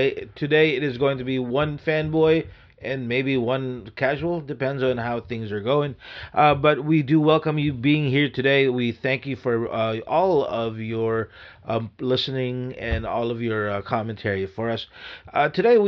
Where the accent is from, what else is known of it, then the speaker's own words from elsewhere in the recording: Philippines; moved away; I was born in the Philippines